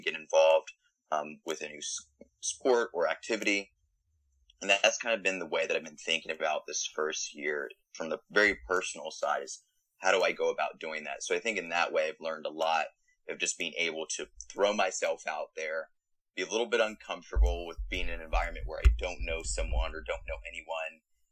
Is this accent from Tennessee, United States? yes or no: no; Frederick, Maryland, United States; moved away as an adult; now in Austin, United States; I was born and raised in Maryland, and I went to the University of Maryland.